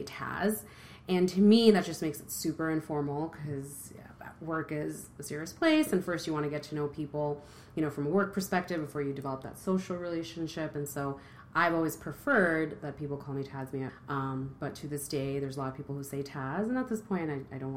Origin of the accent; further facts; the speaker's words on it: New York, United States; moved away as an adult; now in Chicago, United States; I am a New Yorker living in the Midwest